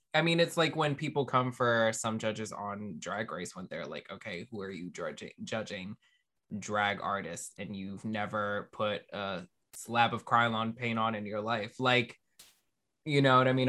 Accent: Maryland, United States; I grew up in Maryland.

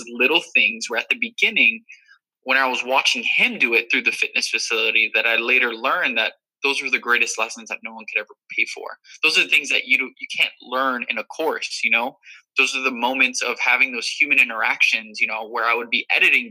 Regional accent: Miami, Florida, United States; moved away as an adult; also born or lived in New Rochelle, New York; I was born and raised in Miami, Florida.

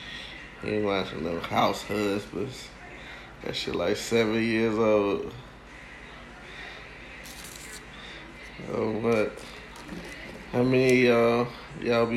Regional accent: Milwaukee, Wisconsin, United States; moved away; my hometown, Milwaukee, Wisconsin

